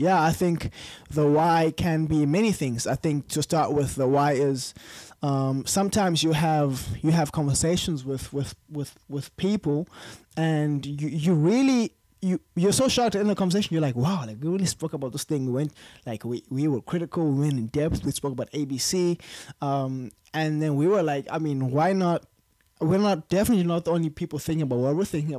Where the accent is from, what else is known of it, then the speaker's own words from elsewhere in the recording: East London, Eastern Cape, South Africa; moved away as an adult; now in Cape Town, South Africa; I'm a Xhosa guy. So from East London